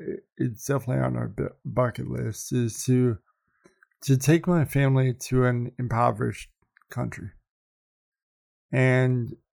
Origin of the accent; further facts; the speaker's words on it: Iowa, United States; now in Denver, United States; growing up in Iowa